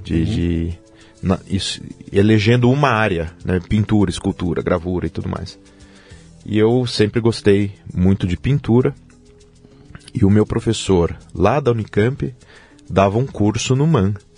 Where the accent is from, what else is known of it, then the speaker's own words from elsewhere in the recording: Jundiaí, São Paulo, Brazil; moved away as an adult; now in Aalborg, Denmark; Eu nasci em Jundiaí, sou natural de Jundiaí.